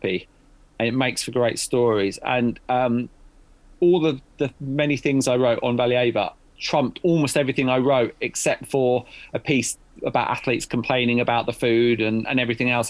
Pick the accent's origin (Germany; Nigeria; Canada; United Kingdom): United Kingdom; as a British journalist